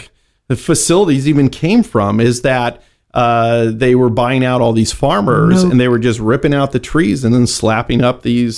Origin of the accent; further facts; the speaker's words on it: San Jose, California, United States; I'm a native Northern Californian.